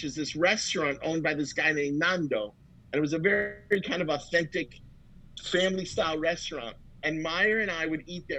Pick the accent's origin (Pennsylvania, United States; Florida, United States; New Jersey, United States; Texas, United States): Florida, United States; Miami Beach; I grew up in Miami Beach.